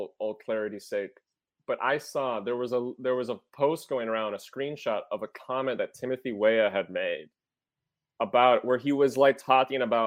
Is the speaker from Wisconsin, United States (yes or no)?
yes; Western Wisconsin, United States; But I'm from Wisconsin. I'm a Wisconsinite, but I'm from Western Wisconsin.